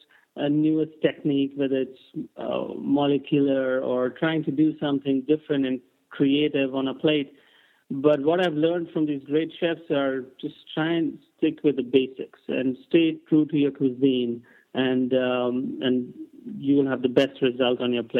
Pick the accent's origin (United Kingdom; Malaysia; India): India; Udupi, Karnataka; moved away as an adult; now in New York, United States; The region I grew up in South India, Udupi, which is very famous for its vegetarian cuisine.